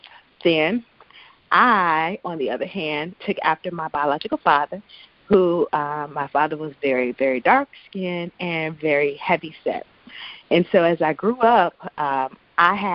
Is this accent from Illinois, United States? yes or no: yes; Chicago, Illinois, United States; I grew up in the Chicagoland area